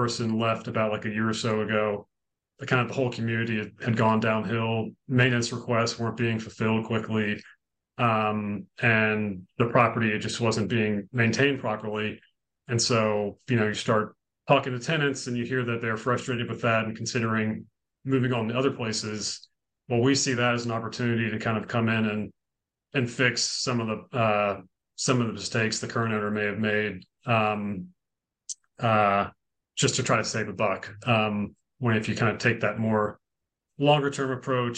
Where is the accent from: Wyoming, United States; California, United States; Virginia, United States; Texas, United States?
Virginia, United States; Richmond; also born or lived in New York City; I grew up in Virginia